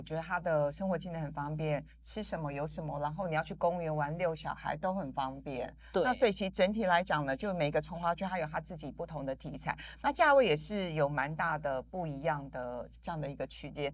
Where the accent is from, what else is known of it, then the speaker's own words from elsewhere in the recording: Linkou, New Taipei, Taiwan; 我小时候是在林口长大的